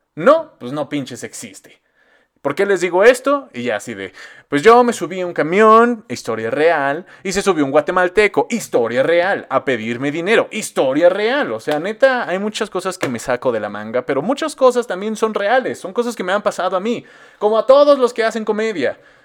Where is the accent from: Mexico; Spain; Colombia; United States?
Mexico; central Mexico; como mexicanos, pues lo vemos bien cagado